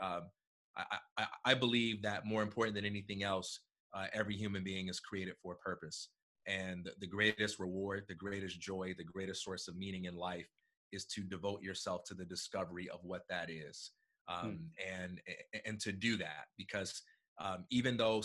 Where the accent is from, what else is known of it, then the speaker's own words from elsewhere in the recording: Chicago, Illinois, United States; I'm from Chicago, Illinois